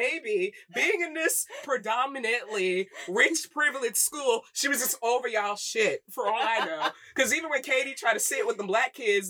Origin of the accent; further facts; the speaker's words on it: Michigan, United States; I'm from Michigan.